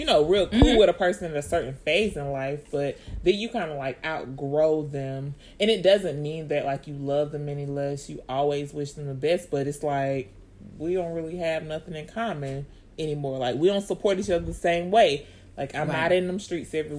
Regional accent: West Orange County, Florida, United States; I was from West Orange County.

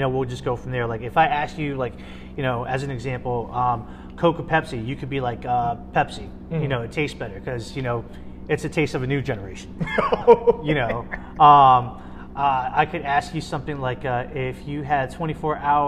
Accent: United States; I'm Vietnamese, American, you know, and I grew up here and I was born here.

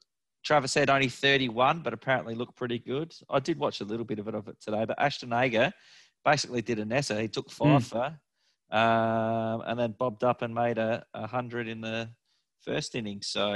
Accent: Australia; As an Australian supporter, you just like to see our test bats make runs.

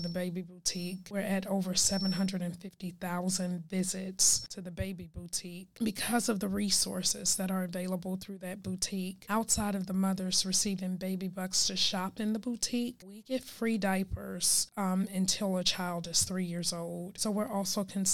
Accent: Chicago, Illinois, United States; moved away as an adult; now in Dallas, United States; Born and raised in Chicago, never lived anywhere else

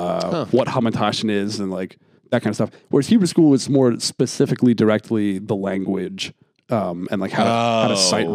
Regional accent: Pennsylvania, United States; Outside of Philly

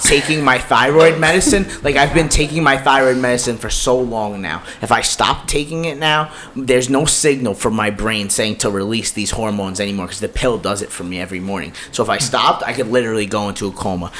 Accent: New York City, New York, United States; I'm from the Bronx

